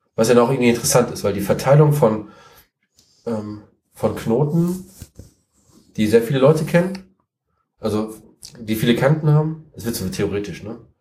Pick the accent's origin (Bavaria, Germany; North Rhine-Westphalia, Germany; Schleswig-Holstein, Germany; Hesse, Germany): North Rhine-Westphalia, Germany; Siegen; ich komme aus Siegen, ich wohne in Siegen